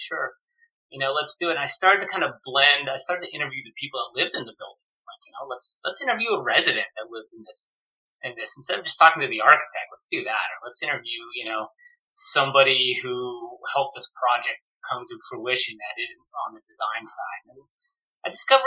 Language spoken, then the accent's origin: English; Bay Area, outside San Francisco, California, United States; I grew up in the Bay Area, right outside San Francisco and San Jose.